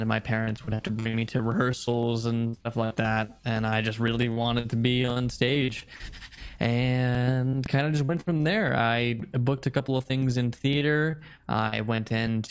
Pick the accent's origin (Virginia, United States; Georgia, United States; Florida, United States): Georgia, United States; moved away as an adult; now in Los Angeles, United States; I am from Georgia myself